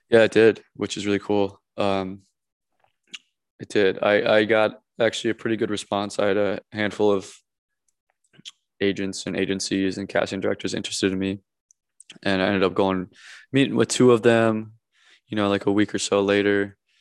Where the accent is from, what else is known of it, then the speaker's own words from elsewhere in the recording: Minnesota, United States; moved away as an adult; also born or lived in Encino, California; now in Los Angeles, United States; where I grew up back home in Minnesota